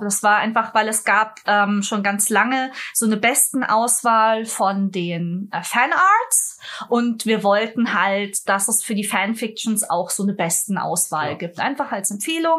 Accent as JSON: {"language": "German", "town": "Munich", "region": "Bavaria", "country": "Germany", "said": "Ich komme aus München."}